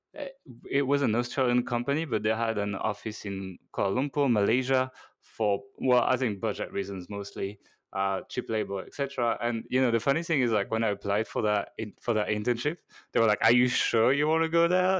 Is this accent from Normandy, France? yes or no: yes; Normandy, France; moved away as an adult; also born or lived in Hong Kong; now in Budapest, Hungary; I'm actually French. Uh, so I was born in Normandy, in France.